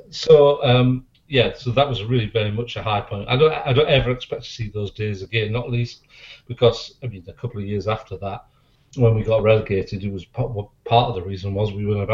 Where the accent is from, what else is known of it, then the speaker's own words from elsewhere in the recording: Teesside, North East England, United Kingdom; also born or lived in Hull; I was originally born in Hull, and we moved from Hull to Teesside in 69